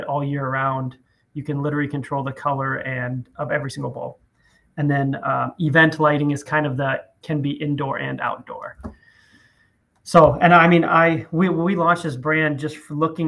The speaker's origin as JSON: {"language": "English", "region": "South Dakota", "country": "United States", "tie": "born or raised there", "said": "grew up in South Dakota. Not a lot of people meet someone from there."}